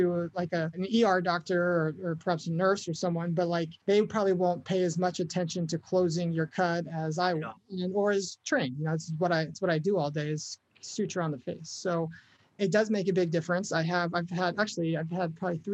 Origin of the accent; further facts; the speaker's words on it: United States; we're all American, right? We're all proud to be living in this country